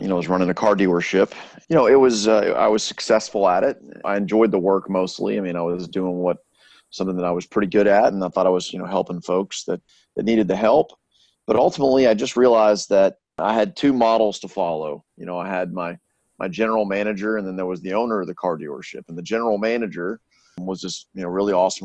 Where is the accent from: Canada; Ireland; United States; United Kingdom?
United States; Shreveport, Louisiana; moved away as an adult; I'm from Shreveport, Louisiana.